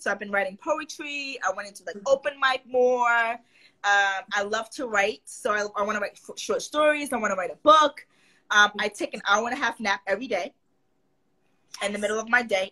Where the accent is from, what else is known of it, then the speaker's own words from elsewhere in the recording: New York, United States; I'm from New York